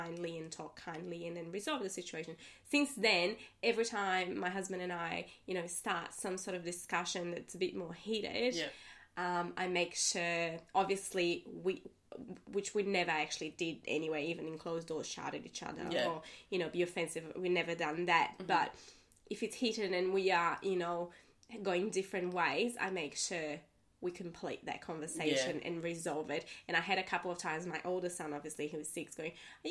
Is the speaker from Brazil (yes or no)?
yes; Brazil; now in Australia; I'm from Brazil